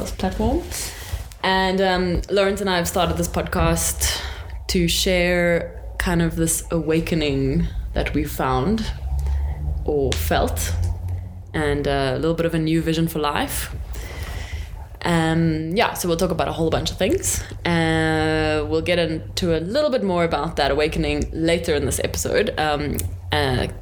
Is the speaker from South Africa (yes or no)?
yes; Johannesburg, Gauteng, South Africa; And I was born in Joburg. I've lived here my whole life.